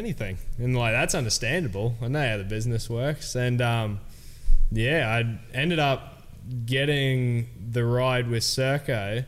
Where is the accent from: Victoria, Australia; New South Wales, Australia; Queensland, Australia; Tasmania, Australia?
Queensland, Australia; Cairns; Three Cairns rippers on the same team